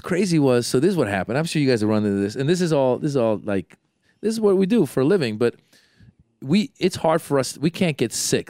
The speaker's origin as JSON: {"language": "English", "area": "San Francisco Bay Area", "region": "California", "country": "United States", "said": "I'm from the Bay Area"}